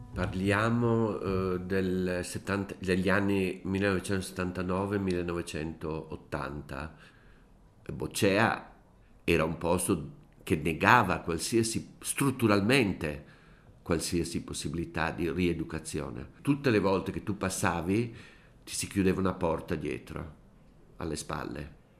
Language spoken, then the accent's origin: Italian; Brescia, Lombardy, Italy; io sono bresciano